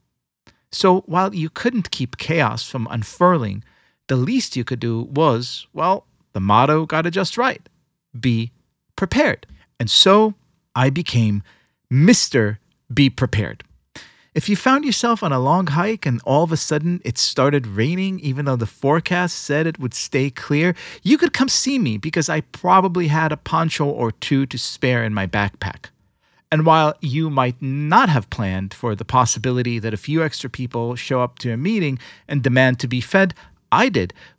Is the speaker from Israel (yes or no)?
yes; Israel; When I was young, growing up in Israel, I spent all of my free time in the Scouts